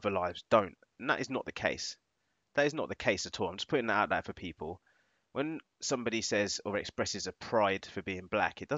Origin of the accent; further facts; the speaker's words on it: Northamptonshire, East Midlands, United Kingdom; I was born in Northamptonshire